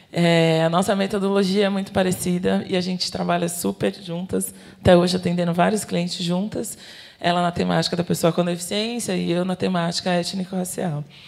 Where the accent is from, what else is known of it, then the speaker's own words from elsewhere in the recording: São Paulo, Brazil; eu sou daqui de São Paulo, da periferia de São Paulo. Eu cresci é, na comunidade de Heliópolis